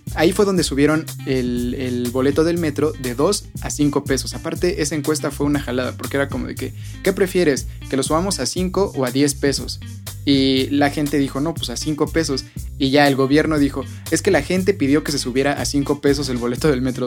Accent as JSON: {"language": "Spanish", "country": "Mexico"}